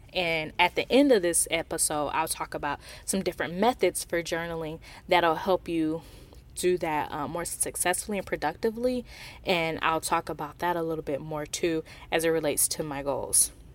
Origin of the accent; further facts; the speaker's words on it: Milwaukee, Wisconsin, United States; being someone who is from Wisconsin. I'm from Milwaukee, which is just forty minutes north of Kenosha.